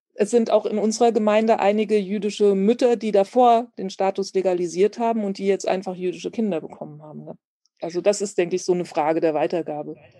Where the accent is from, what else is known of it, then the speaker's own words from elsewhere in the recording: Germany; Ich bin als deutsches Mädchen in Deutschland geboren